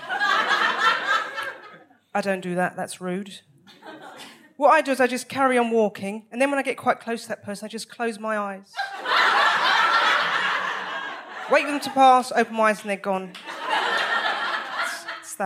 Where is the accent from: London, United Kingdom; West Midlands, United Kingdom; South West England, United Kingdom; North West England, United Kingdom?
London, United Kingdom; I'm from South London